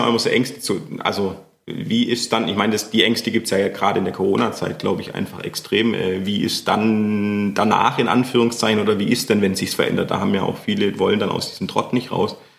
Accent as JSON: {"language": "German", "town": "Schorndorf", "region": "Baden-Württemberg", "country": "Germany", "tie": "born or raised there", "said": "in Schondorf, wo ich herkomme, wo ich aufgewachsen bin"}